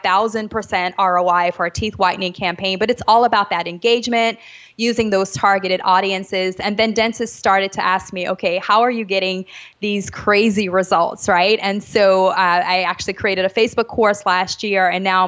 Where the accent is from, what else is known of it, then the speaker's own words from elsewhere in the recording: New Orleans, Louisiana, United States; moved away as an adult; now in Jamaica; I'm actually from New Orleans. So I grew up in the States, but I am actually currently living in Jamaica